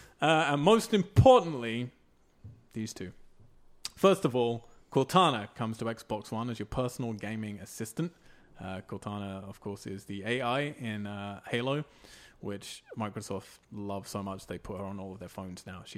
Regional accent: England, United Kingdom; I'm English.

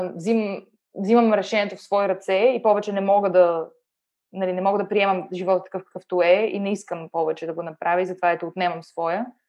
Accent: Bulgaria; moved away as an adult; now in Germany; съм се родила в България

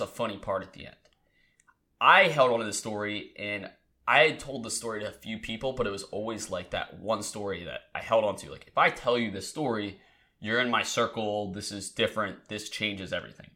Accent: Delaware, United States; moved away; I'm originally from Delaware

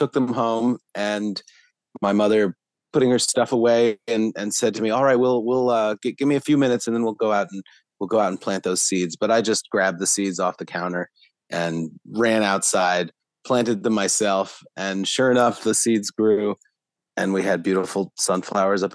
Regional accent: Philadelphia, Pennsylvania, United States; I was born in Philadelphia and am still based in this area

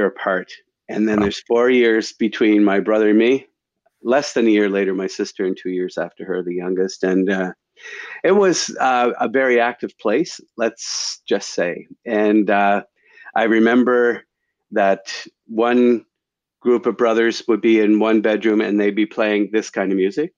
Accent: Stellarton, Nova Scotia, Canada; moved away as an adult; also born or lived in Guelph, Ontario / Winnipeg; now in Toronto, Canada; I grew up in Nova Scotia

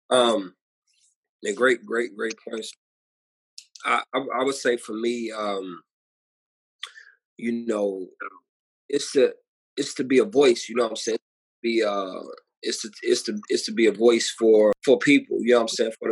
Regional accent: St. Louis, Missouri, United States; um, born and raised in St. Louis, Missouri.

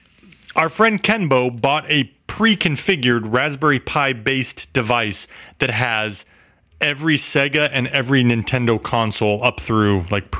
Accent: Midwest, United States; I'm from the Midwest, and where we go to lakes, which is a landlocked body of water.

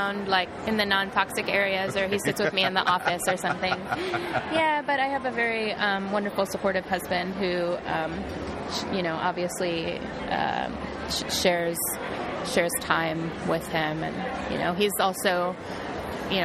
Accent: Ohio, United States; I was raised in Ohio and in a good community.

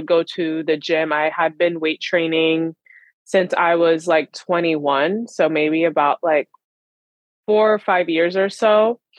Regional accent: Long Island, New York, United States; I am from Long Island, New York.

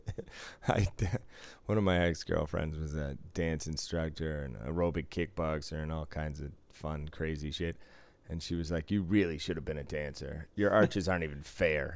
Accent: Boston, Massachusetts, United States; moved away; I was from Boston

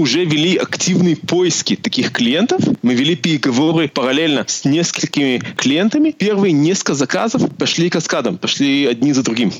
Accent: Israel; also born or lived in Moldova; я родился в Молдавии, поэтому я владею русским языком. Э, моя семья эмигрировала в Израиль в 91 году

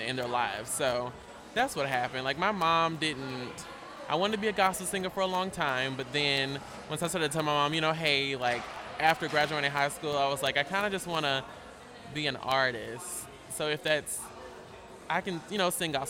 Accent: Greensboro, North Carolina, United States; also born or lived in Mississippi / Alabama; I can truly say I am from North Carolina because I was like 8 when we moved.

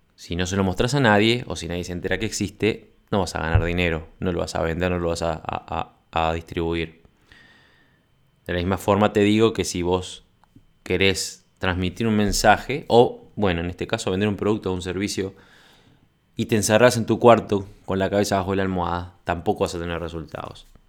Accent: Uruguay; acá en mi país

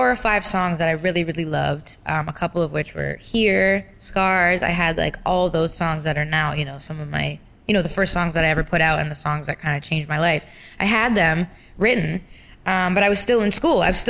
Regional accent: Brampton, Ontario, Canada; I'm from Brampton, Ontario.

